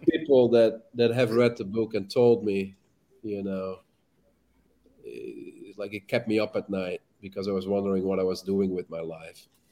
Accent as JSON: {"language": "English", "town": "Amsterdam", "region": "North Holland", "country": "Netherlands", "tie": "born or raised there", "moved": "yes", "said": "I'm from Amsterdam. I'm from the Netherlands"}